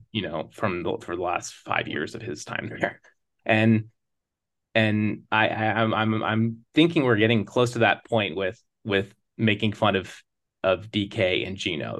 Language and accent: English; Sequim, Washington, United States; moved away as an adult; now in East Coast, United States; I grew up on the Olympic Peninsula with the Olympic National Park as, like, the backdrop to my life